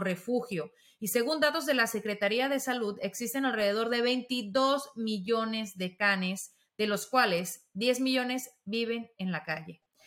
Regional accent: Mexico; Yo como mexicana

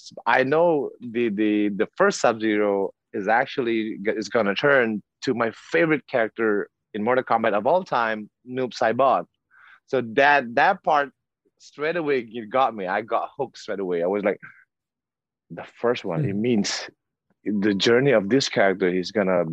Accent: South Sumatra, Indonesia; I was born in South Sumatra. We were so poor

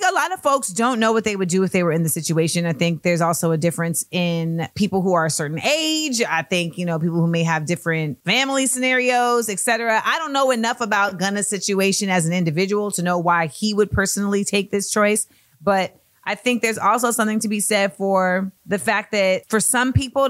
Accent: Orlando, Florida, United States; I grew up in Orlando.

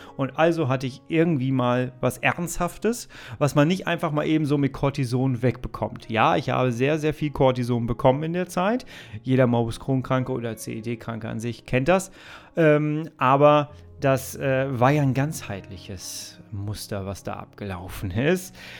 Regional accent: Ruhr area, North Rhine-Westphalia, Germany; ich komme aus dem Ruhrgebiet, ne? wenn ich das Wort Oma sage, hört sich das immer an wie

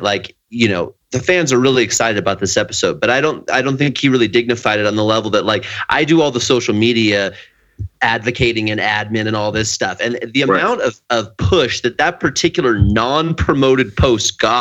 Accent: Pacific Northwest, United States; also born or lived in New Jersey; I'm from the Pacific Northwest

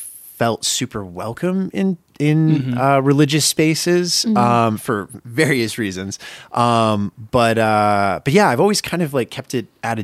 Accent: Maine, United States; born or raised there

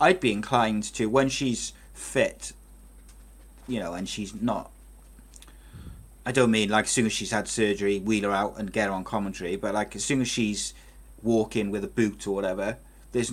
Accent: Wales, United Kingdom; I'm a Welshman

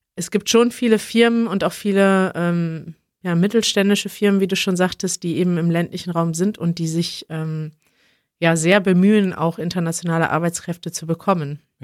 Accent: Münster, North Rhine-Westphalia, Germany; now in Berlin, Germany; wenn ich in Münster bin, in meiner Heimatstadt

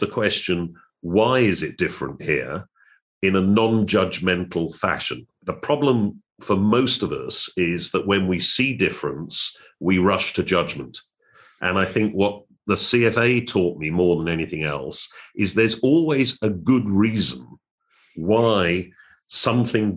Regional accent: United Kingdom; moved away as an adult; also born or lived in United States; now in Hong Kong; I'm born and raised in Europe, in Britain, and spent my early career there

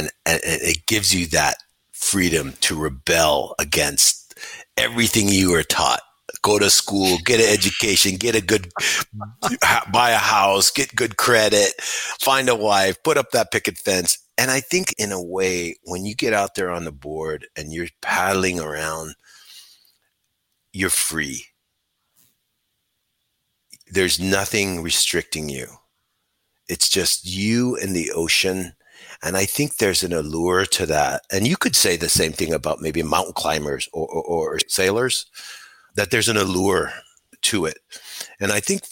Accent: Hawaii, United States; moved away; I was born and raised in Hawaii with the gods of surfing

